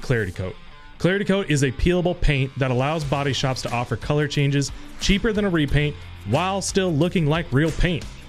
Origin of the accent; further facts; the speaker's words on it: United States; as an American